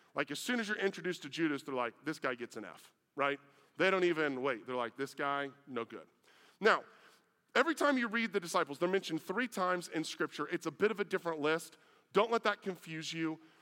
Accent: Iowa, United States; moved away; I was from Iowa

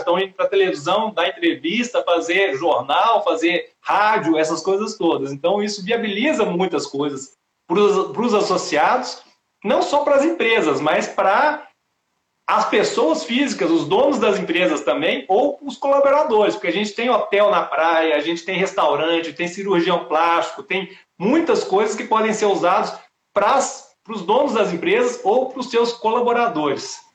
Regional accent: Belo Horizonte, Minas Gerais, Brazil; now in Brasília, Brazil; Belo Horizonte, que é a minha cidade natal

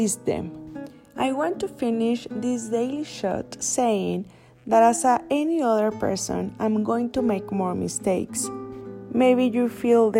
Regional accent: Mexico; I am from Mexico

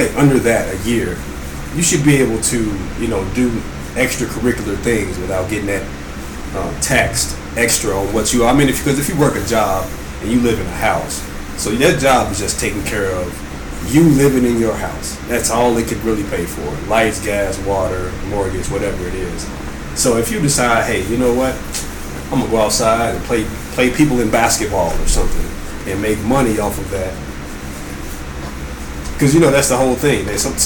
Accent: the South, United States; moved away; I'm from the South

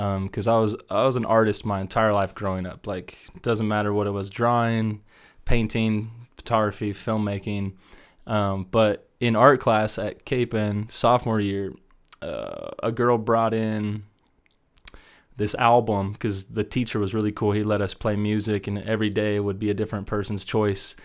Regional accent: Wichita, Kansas, United States; moved away as an adult; also born or lived in Columbus, Ohio / Denver area, Colorado; I grew up in Wichita my whole life

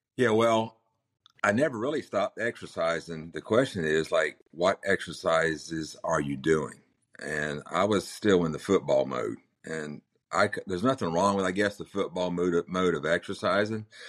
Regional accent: Manteo, North Carolina, United States; also born or lived in Chapel Hill, North Carolina; I was born in Manio, which is the Outer Banks of North Carolina

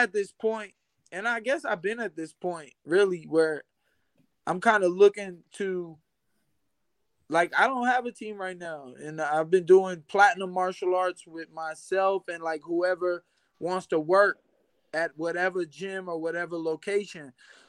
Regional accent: Flint, Michigan, United States; also born or lived in Florida; now in Texas, United States; I am. I'm from Flint, Michigan. But then I've been doing a lot. I've lived in Florida for quite some time.

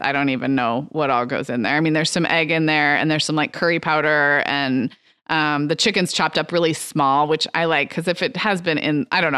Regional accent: Santa Barbara, California, United States; Santa Barbara, my hometown.

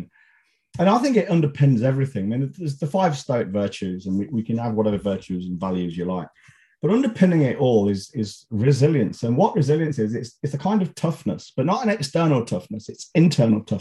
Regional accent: Leicester, East Midlands, United Kingdom; my hometown, who I don't even support

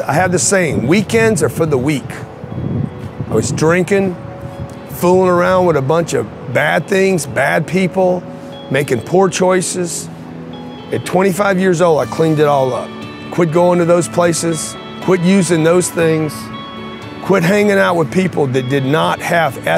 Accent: Lake Charles, Louisiana, United States; I grew up in Lake Charles, Louisiana, no money, raised by a single mother

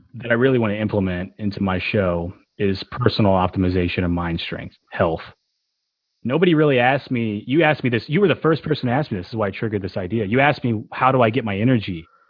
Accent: Tennessee, United States; growing up in Tennessee

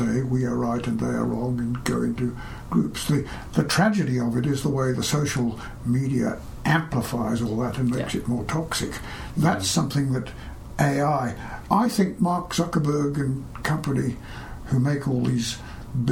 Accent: Australia; when I was little, this was in Australia

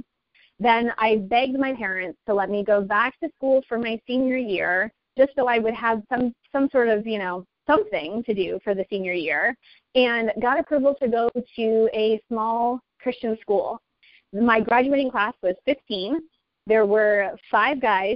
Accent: United States; as American citizens

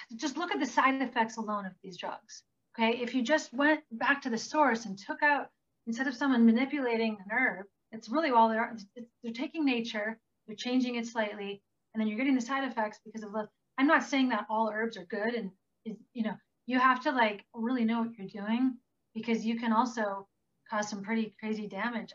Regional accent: Green Bay, Wisconsin, United States; moved away; I grew up in Green Bay, Wisconsin.

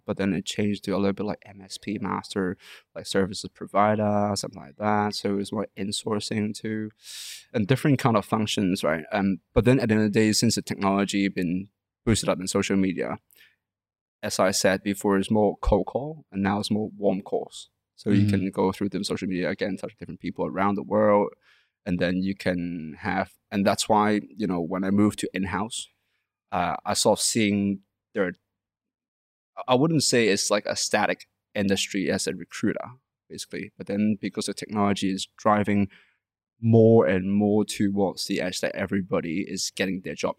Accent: Canada; also born or lived in London; Especially in Hong Kong and Chinese culture, because I was from Canada and London.

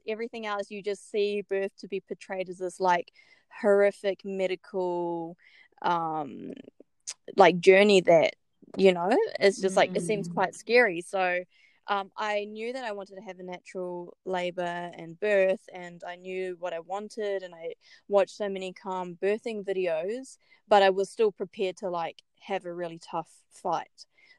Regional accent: New Zealand; moved away as an adult; now in Brisbane, Australia; I'm from New Zealand, but grew up all over the world. So I'm a bit of everything. We moved to Brisbane about 1.5 years ago, and it's been so good.

